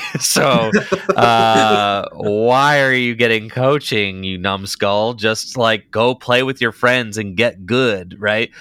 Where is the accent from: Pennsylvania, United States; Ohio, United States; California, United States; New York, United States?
Ohio, United States; Northeast; I was a player from Northeast Ohio